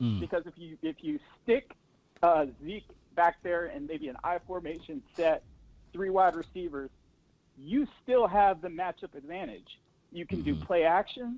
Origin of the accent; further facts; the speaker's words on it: Arlington, Texas, United States; also born or lived in Dallas, Texas; now in Washington, D.C. area, United States; I grew up in Dallas, or actually in Southwest Arlington.